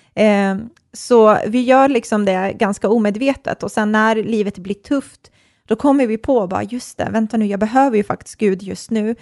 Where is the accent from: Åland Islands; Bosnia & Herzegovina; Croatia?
Bosnia & Herzegovina; now in Sweden; jag är kroat och serb, eh, uppvuxen i Bosnien